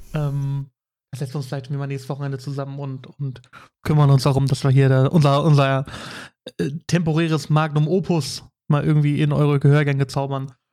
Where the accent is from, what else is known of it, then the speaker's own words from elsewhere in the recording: Bremerhaven, Bremen, Germany; moved away; Also ich komme ja ursprünglich aus Bremerhaven.